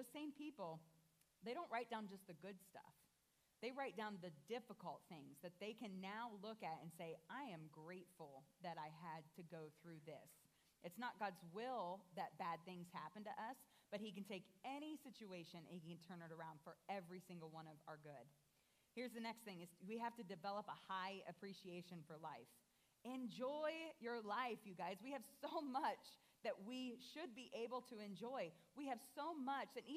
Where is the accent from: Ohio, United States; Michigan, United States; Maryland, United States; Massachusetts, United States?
Ohio, United States; Columbus; now in Fort Wayne, United States; I grew up in Columbus, Ohio, which is very large compared to Fort Wayne